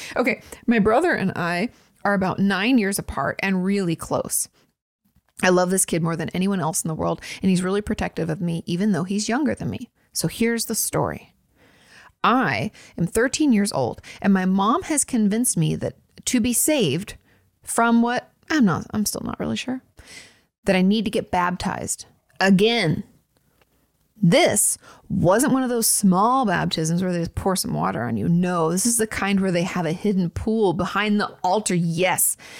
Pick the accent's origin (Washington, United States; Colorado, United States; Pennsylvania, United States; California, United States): Washington, United States; moved away; I'm from Washington.